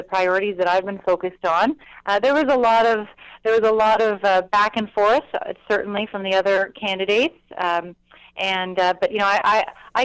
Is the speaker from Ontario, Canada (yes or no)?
yes; Ottawa, Ontario, Canada; growing up in Ottawa with my parents involved